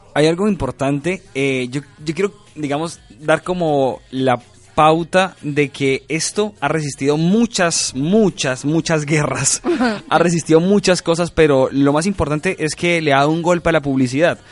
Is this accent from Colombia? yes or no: yes; Colombia